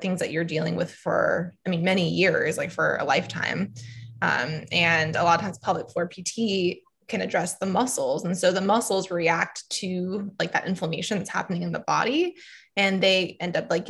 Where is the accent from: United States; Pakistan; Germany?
United States; Atlanta, Georgia; moved away as an adult; now in Wilmington, United States; I'm from Atlanta, Georgia